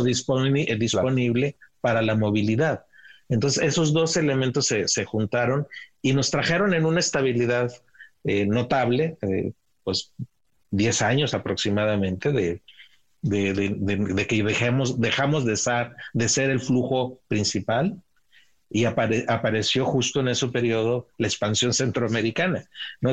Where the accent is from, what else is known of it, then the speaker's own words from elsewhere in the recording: Ciudad Juárez, Chihuahua, Mexico; crecí en Ciudad Juárez eh, y como niños cruzábamos al otro lado a jugar al parque de enfrente